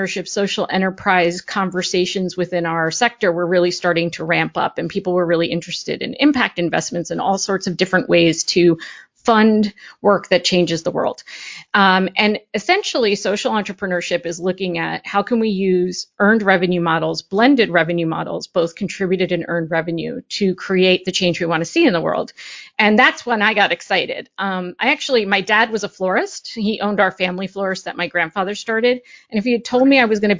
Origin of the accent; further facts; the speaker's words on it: Parsippany, New Jersey, United States; I grew up in Parsippany, New Jersey